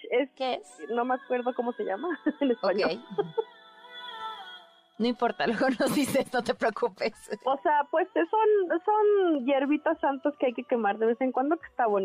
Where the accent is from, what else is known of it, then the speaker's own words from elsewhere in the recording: Mexico; muchos mexicanos tenemos este pues esta esta tradición de hacernos la limpia